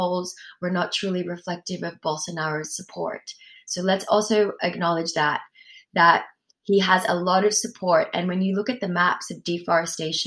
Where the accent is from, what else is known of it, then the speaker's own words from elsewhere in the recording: Sydney, New South Wales, Australia; accent: Australian; also born or lived in Peru; now in Ojai, United States; I grew up in Australia with my mom and my grandma